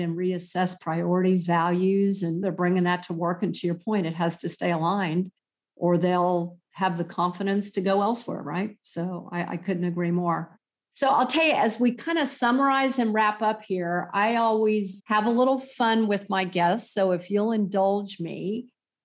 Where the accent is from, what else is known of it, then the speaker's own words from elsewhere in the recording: Florida, United States; I grew up in Florida, so not Fort Myers